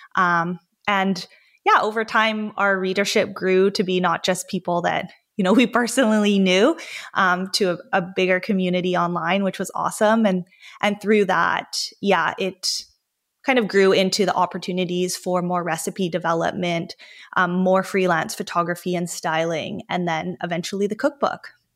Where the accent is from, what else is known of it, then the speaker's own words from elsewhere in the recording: Vancouver, British Columbia, Canada; I grew up in Vancouver, British Columbia, Canada